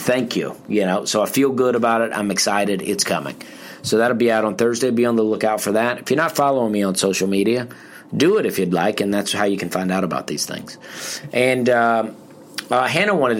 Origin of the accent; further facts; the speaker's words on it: the South, United States; I'm from the South